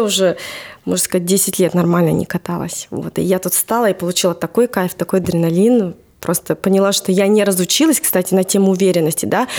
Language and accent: Russian; Novosibirsk, Novosibirsk Oblast, Russia; я родилась там в Новосибирске, всю жизнь